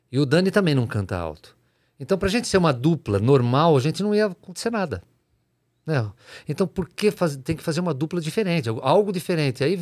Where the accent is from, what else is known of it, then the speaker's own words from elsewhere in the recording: Jaú, São Paulo, Brazil; Lá na fazenda onde eu me criei.